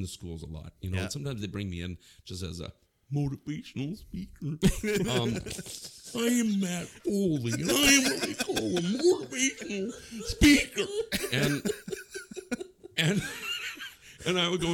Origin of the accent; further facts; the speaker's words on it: Manitoba, Canada; I'm up in Manitoba.